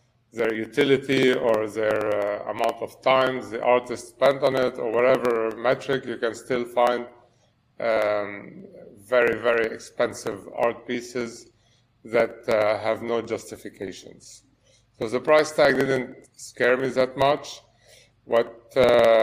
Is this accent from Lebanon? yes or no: yes; Lebanon; moved away as an adult; now in France; I was born in Lebanon and grew up there and then moved to study and work in France.